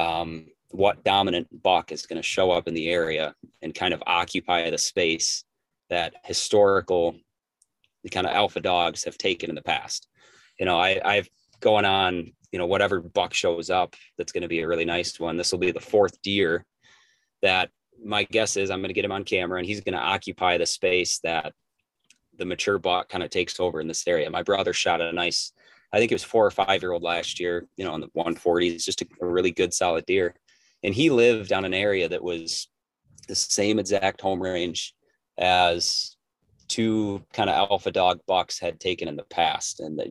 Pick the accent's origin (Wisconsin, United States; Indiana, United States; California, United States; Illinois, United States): Wisconsin, United States; Richland County; also born or lived in Green Bay, Wisconsin; I was born and raised in Richland County, Wisconsin, in Southwest Wisconsin